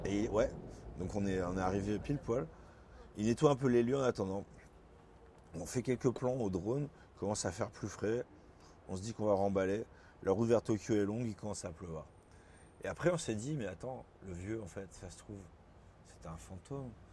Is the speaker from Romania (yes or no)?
no; Bordeaux, Nouvelle-Aquitaine, France; moved away as an adult; also born or lived in Lyon / Paris; j'ai grandi à Bordeaux, donc je suis parti à Lyon pour faire mes études